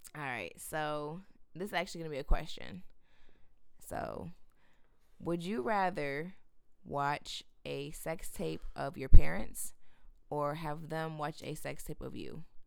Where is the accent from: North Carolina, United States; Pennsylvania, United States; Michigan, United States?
Michigan, United States; Grand Rapids; born and raised in Grand Rapids